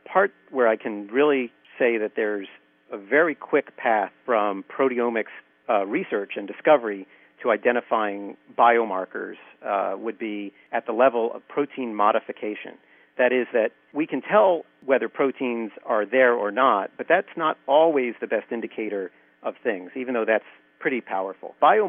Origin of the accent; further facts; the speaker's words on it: Philadelphia, Pennsylvania, United States; I grew up in Philadelphia, and I went to the University of Pennsylvania